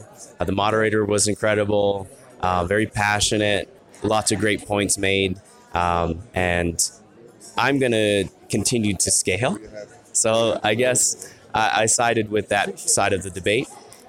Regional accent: Canada; I'm from Canada.

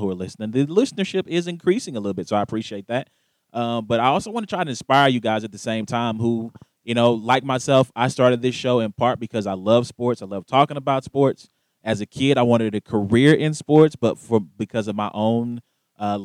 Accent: the South, United States; moved away; I am from the South originally. So I grew up on NASCAR as well

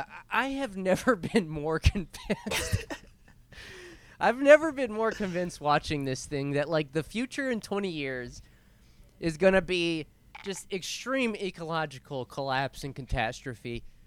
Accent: Grimes, United States; Shout out to Grimes, baby. I'm from Grimes, born and raised, baby.

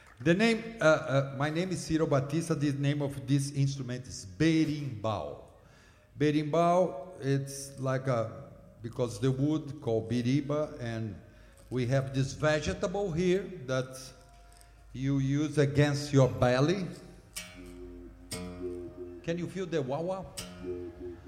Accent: Brazil; English is a second language; moved away as an adult; now in United States; I come from Brazil, and when I came here

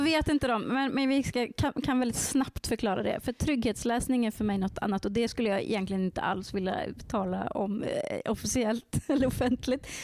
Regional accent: Värmland, Sweden; jag kommer från Värmland

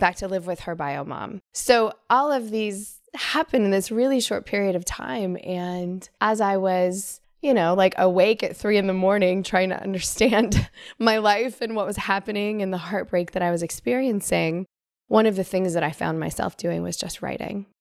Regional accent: Northern California, United States; I grew up in Northern California

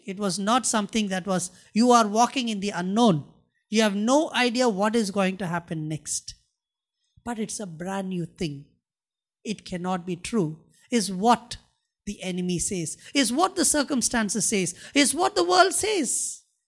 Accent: India; I'm a Christian and I'm an Indian

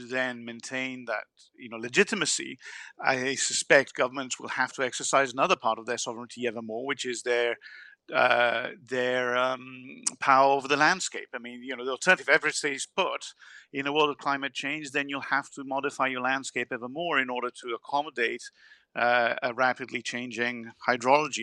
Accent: Italy; I'm from Italy.

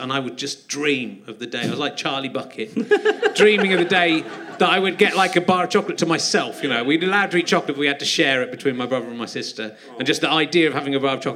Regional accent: Cheddar, South West England, United Kingdom; I grew up in Cheddar, so there wasn't a McDonald's in Cheddar.

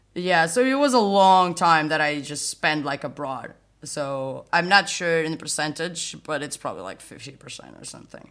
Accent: a small town near Porto, Norte, Portugal; moved away as an adult; now in Berlin, Germany; I am originally from Portugal, a small town near Porto, just moved to Berlin.

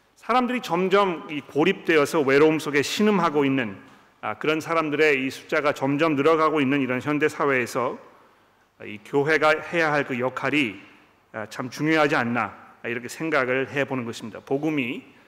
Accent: South Korea; 우리 한국 사람들은

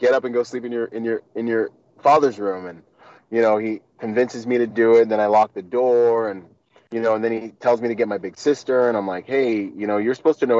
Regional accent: Washington, United States; also born or lived in Bahamas; I'd spend the summer in the Bahamas and I'd spend the winters and school years in Washington with my mom.

